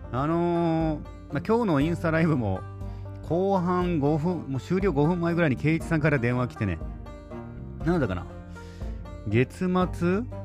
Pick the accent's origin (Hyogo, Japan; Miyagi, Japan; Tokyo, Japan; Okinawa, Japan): Okinawa, Japan; Nago; 僕の地元名護のね、宮里そばと21世紀のビーチですね